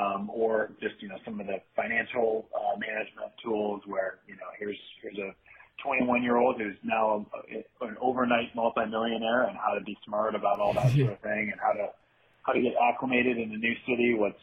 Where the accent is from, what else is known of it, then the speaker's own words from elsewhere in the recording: Grand Rapids, Michigan, United States; also born or lived in Detroit; Yeah, I grew up in Grand Rapids, Michigan on the west side, but spent several years in Detroit after grad school.